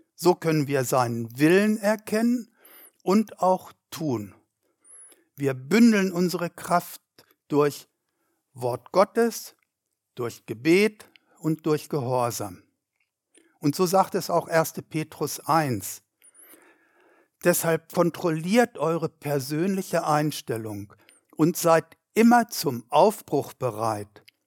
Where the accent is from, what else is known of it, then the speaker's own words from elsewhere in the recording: Germany; 80 Kilometer weit weg von dem Ort, wo ich wohnte, in meiner Heimatstadt.